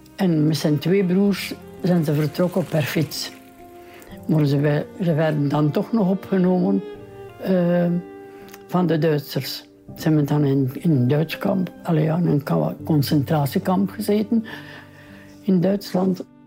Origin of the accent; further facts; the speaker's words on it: Welle, Flanders, Belgium; Ik woon al mijn leven hier in Welle